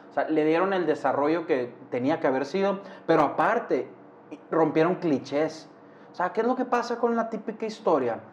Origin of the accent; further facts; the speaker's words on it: Hermosillo, Sonora, Mexico; soy de Hermosillo, Sonora